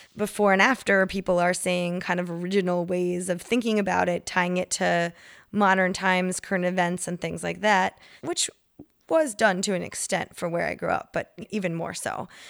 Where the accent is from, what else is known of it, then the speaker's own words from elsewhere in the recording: Connecticut, United States; now in Chicago, United States; I'm from Connecticut